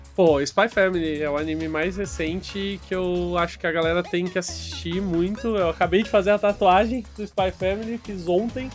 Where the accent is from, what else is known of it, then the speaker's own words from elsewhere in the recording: Barueri, São Paulo, Brazil; Eu sou de Barueri, uma cidadezinha de São Paulo